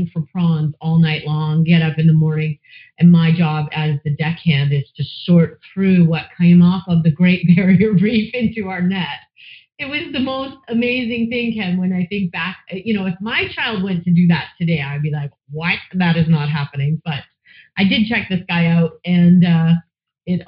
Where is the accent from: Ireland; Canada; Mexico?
Canada; London, Ontario; moved away as an adult; also born or lived in Australia / Banff, Alberta; I actually was born in London, Ontario, and I've come full circle. I've lived all over the place, and then I landed back here